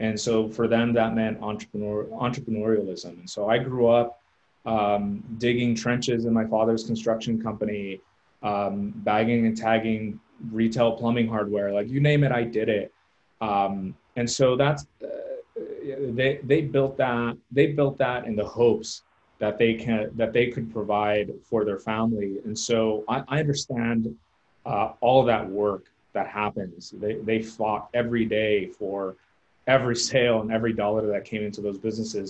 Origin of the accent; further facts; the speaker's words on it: Southern California, United States; moved away as an adult; now in San Antonio, United States; I'm personally from Southern California, grew up there almost my entire life